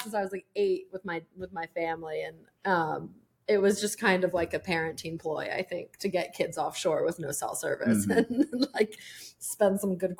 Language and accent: English; Virginia Beach, Virginia, United States; now in Morattico, United States; I'm from Virginia Beach originally.